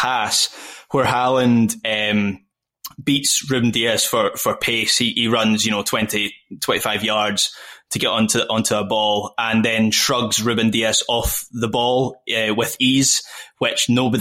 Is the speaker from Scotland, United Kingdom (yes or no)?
yes; Scotland, United Kingdom; as a Scot